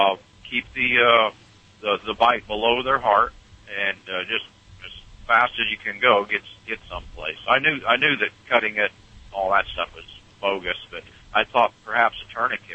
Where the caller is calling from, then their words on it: Nebraska, United States; Well, I am going eastbound on Interstate 80 through Nebraska.